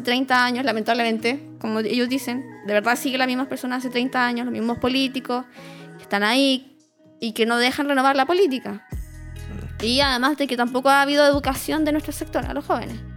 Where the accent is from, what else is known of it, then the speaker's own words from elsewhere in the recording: Rancagua, O'Higgins, Chile; also born or lived in Cañete; now in Santiago, Chile; Yo, yo vengo de Rancagua y yo nací en Cañete.